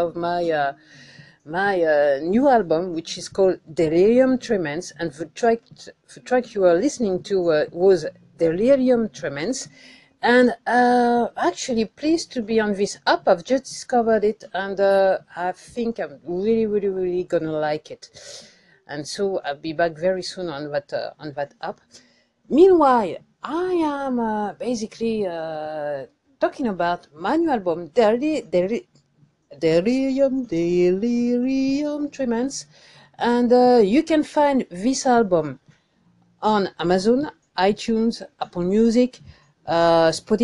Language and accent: English; France; accent: French; English is a second language; my French accent